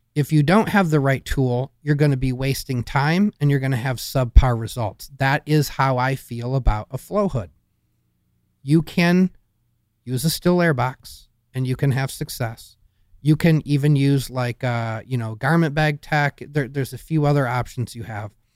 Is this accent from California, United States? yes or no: no; Michigan, United States; I grew up in Michigan